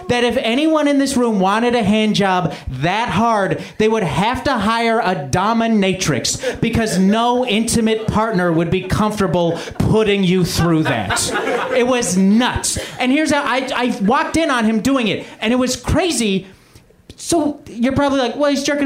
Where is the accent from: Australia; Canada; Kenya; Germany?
Canada; now in United States; I'm a Canadian immigrant.